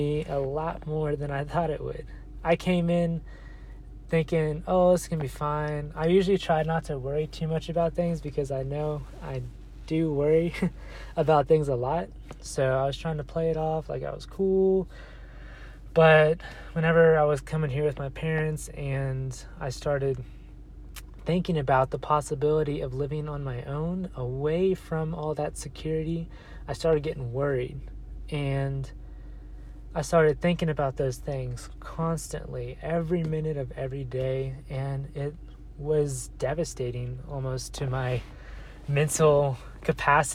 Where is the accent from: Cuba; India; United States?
United States; Texas; moved away as an adult; now in Colorado, United States; currently I'm in Colorado because I was born in Texas. So my whole life I've lived in this 30-45 minute area